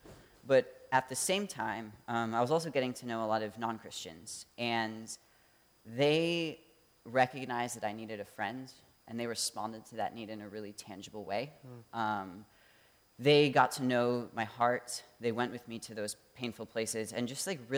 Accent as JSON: {"language": "English", "town": "Traverse City", "region": "Michigan", "country": "United States", "tie": "born or raised there", "also_born_or_lived": "Ann Arbor, Michigan", "moved": "as an adult", "lives_now": "Detroit, United States", "said": "I grew up in Traverse City area, Michigan, just 10 minutes north of there"}